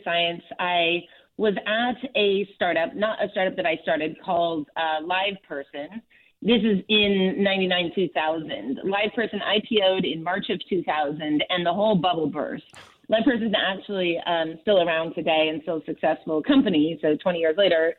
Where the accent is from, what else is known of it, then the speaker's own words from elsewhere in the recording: Southern California, United States; I grew up in in Southern California